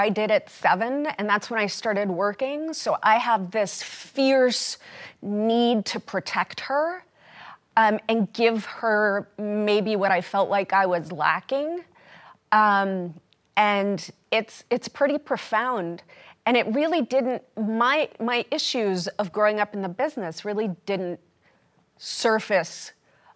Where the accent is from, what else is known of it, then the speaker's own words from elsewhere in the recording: New York City, New York, United States; accent: New York; I'm from Brooklyn